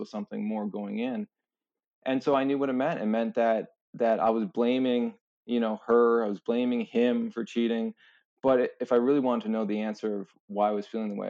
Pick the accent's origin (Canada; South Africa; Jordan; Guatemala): Canada; St. Catharines, Ontario; I grew up in St. Catharines, Ontario, right by Niagara Falls.